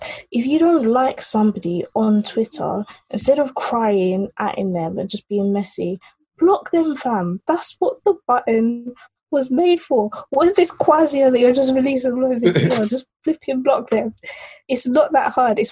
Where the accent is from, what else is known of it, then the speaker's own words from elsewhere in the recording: England, United Kingdom; also born or lived in Nigeria; I'm a Nigerian British, not girl anymore, but like, you know, Nigerian British live in England